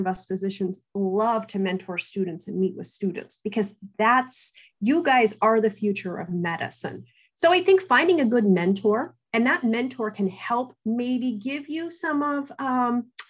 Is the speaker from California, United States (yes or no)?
no; Southern Ohio, United States; growing up in Southern Ohio, I'm actually a first generation college student